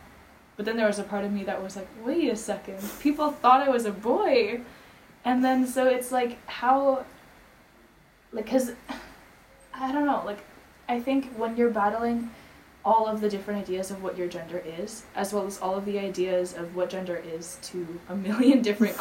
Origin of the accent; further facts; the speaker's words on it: Philippines; I grew up in the Philippines